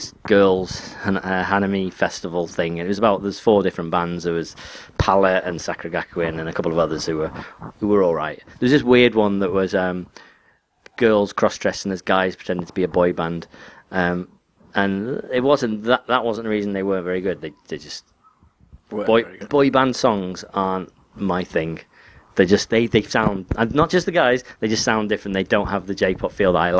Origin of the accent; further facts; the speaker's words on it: England, United Kingdom; I'm English